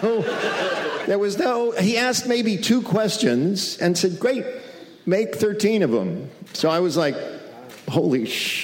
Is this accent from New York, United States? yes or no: yes; Western New York, United States; I grew up in Western New York when Attica happened